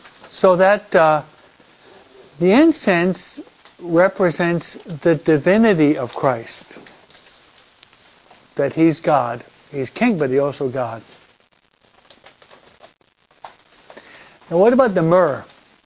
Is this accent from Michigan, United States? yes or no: yes; Michigan, United States; also born or lived in New York; we're from Michigan